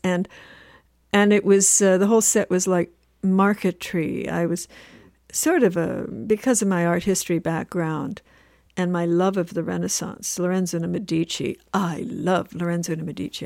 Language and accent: English; Winnipeg, Manitoba, Canada; moved away; also born or lived in Vancouver; I'm from Winnipeg